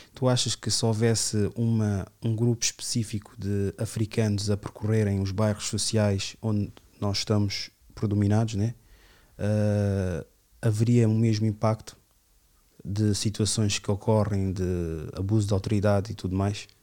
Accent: Amadora, Lisbon, Portugal; ali no, no meu bairro, onde eu cresci na minha adolescência

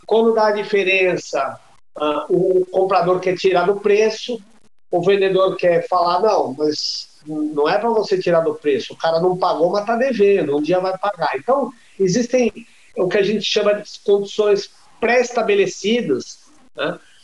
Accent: Brazil; como brasileiro

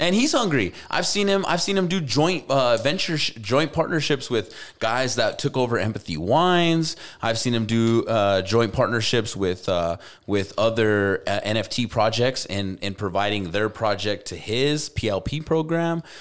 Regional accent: Albuquerque, New Mexico, United States; moved away; go back to my hometown

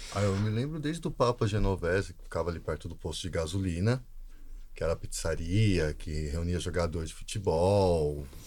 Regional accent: São Paulo, Brazil; also born or lived in Alagoas / Penha / Guarapiranga; Parque Novo Mundo é, foi onde eu me criei o maior tempo da minha vida

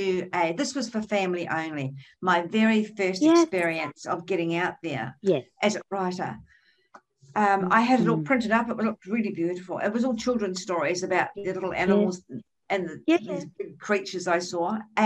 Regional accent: New Zealand; now in Australia; I come from New Zealand

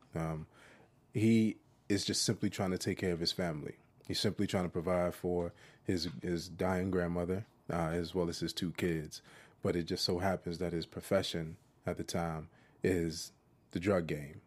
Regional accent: Jersey City, New Jersey, United States; moved away; Because I'm from Jersey City

